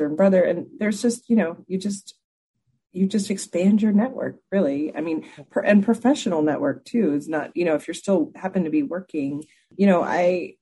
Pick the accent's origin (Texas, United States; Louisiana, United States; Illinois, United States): Texas, United States; I grew up in Texas